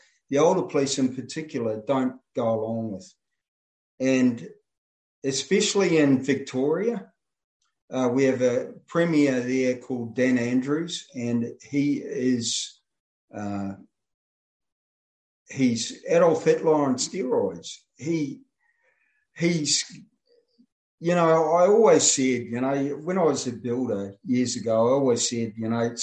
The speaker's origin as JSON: {"language": "English", "country": "New Zealand", "tie": "born or raised there", "moved": "as an adult", "lives_now": "Australia", "said": "I grew up in New Zealand as a kid"}